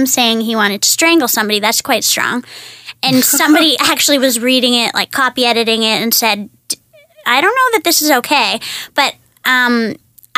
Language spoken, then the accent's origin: English; Toronto, Ontario, Canada; I'm from here.